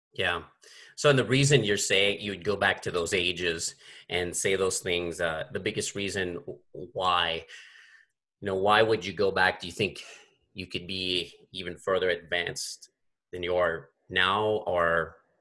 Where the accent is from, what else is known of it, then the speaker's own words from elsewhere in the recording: Gulf Coast, United States; moved away; I'm from the Gulf Coast. I'm from the Gulf of Mexico.